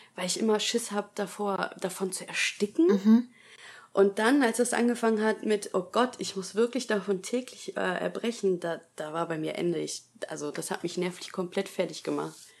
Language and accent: German; Essen, North Rhine-Westphalia, Germany; ich bin 26 Jahre alt, ich komme aus Essen